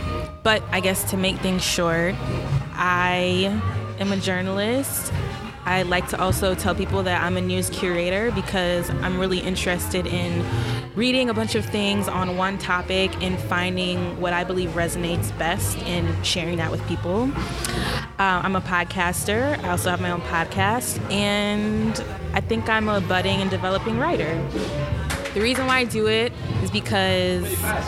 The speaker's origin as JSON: {"language": "English", "town": "Williamsville", "region": "New York", "country": "United States", "tie": "born or raised there", "also_born_or_lived": "Long Beach, California", "said": "I didn't actually grow up in the city of Buffalo. I grew up in a suburb right outside, like 10 minutes away, called Williamsville."}